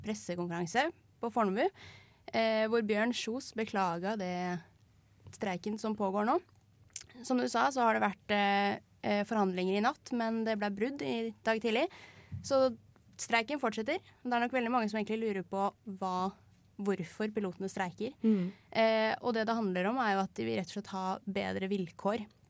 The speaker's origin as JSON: {"language": "Norwegian", "town": "Lørenskog", "region": "Akershus", "country": "Norway", "moved": "yes", "lives_now": "Trondheim, Norway", "said": "Er egentlig fra Lørenskog, men nå er jeg her"}